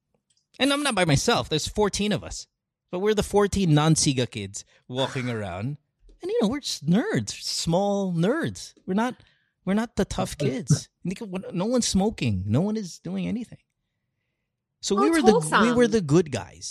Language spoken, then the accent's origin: English; Bocaue, Central Luzon, Philippines; I'm from Bulacan. I'm from Bukawi, which is the Paputok capital of the thing.